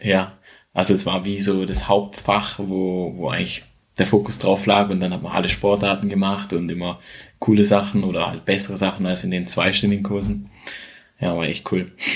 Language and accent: German; near Schaffhausen, Switzerland; Ich komme aus der Nähe von Schaffhausen oder wohne in der Nähe von Schaffhausen und habe hier eigentlich auch alles oder mein, mein Freundeskreis aufgebaut